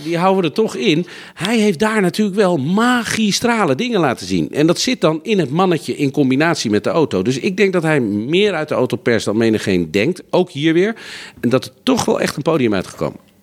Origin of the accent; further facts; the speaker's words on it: Netherlands; als Nederlanders